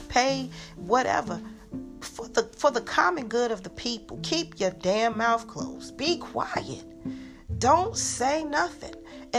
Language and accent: English; Newark, New Jersey, United States; I'm from Newark